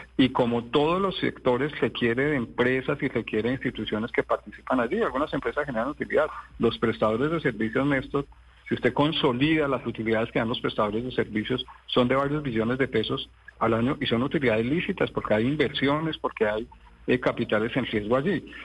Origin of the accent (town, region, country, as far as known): Colombia